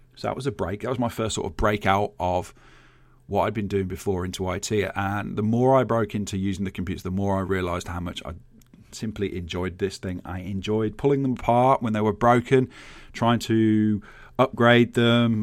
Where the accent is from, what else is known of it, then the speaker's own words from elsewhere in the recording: Birmingham, West Midlands, United Kingdom; I grew up in Birmingham